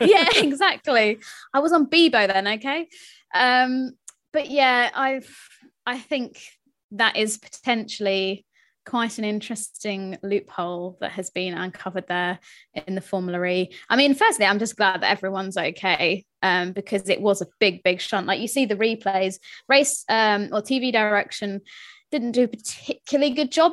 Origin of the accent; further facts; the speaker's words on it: United Kingdom; I am British